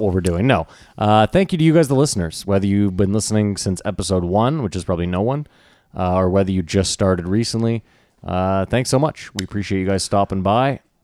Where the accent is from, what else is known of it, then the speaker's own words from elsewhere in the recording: Canada; also born or lived in New York; we're from there